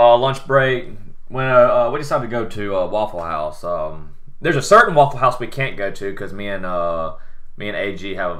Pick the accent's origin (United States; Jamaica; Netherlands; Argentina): United States; the South; accent: southern; my southern accent is not that bad.